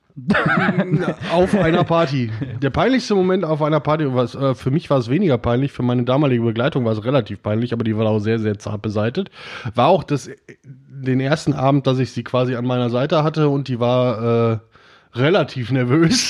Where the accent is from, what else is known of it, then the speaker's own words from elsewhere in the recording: Oberhausen, North Rhine-Westphalia, Germany; also born or lived in Wesel; ich bin in Wesel geboren und ähm, habe da ein paar Jahre gelebt als Döpken, aber dann nach Oberhausen und seitdem bin ich in Oberhausen.